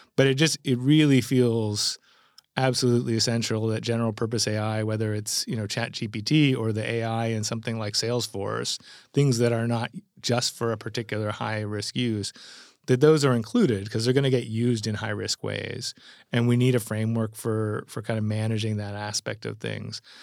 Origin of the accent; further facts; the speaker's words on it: Canada; as a Canadian who sits between Europe and, and America